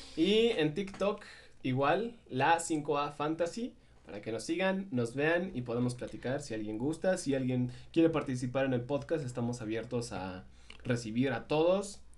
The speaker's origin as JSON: {"language": "Spanish", "region": "Michoacán", "country": "Mexico", "said": "Morelia es la capital de nuestro estado"}